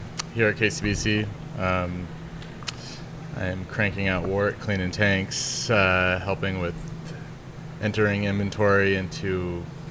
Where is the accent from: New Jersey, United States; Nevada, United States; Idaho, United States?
Idaho, United States; Boise; moved away as an adult; also born or lived in California / Chico, California / San Diego, California; now in New York City, United States; I grew up in Boise, Idaho, and was born in California, grew up in Boise, Idaho.